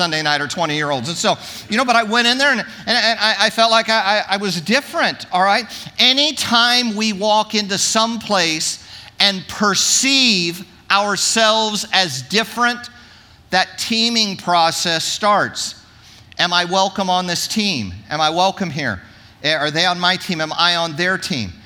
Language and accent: English; Orange County, California, United States; I grew up in Orange County